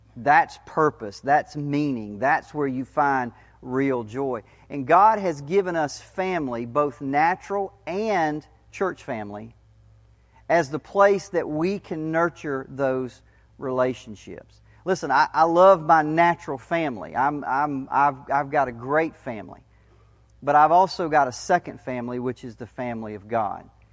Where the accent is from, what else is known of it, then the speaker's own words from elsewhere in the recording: United States; we have as American Christians